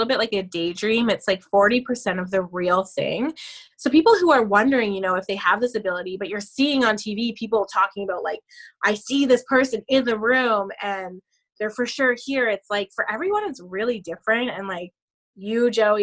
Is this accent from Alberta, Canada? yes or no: no; a couple hours outside of Toronto, Ontario, Canada; I'm from Canada, a couple hours outside of Toronto